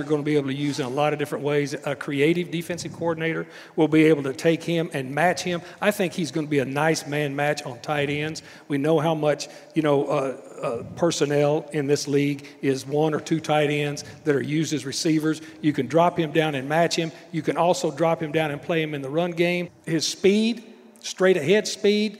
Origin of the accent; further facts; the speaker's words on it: Texas, United States; I'm a Texan